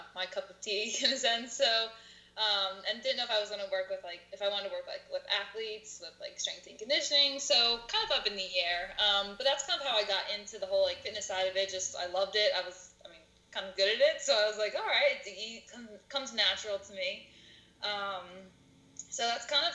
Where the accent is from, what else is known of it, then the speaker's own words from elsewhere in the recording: Telford, Pennsylvania, United States; I'm from Telford. It's pretty local. Grown up here my whole life